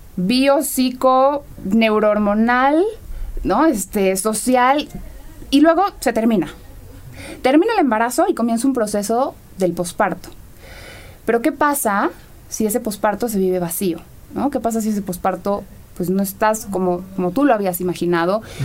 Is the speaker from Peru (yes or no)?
no; Mexico; En nuestra sociedad vemos como el mexicano